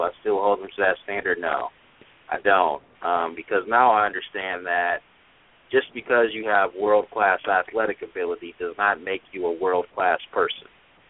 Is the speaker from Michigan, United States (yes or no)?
yes; Michigan, United States; born or raised there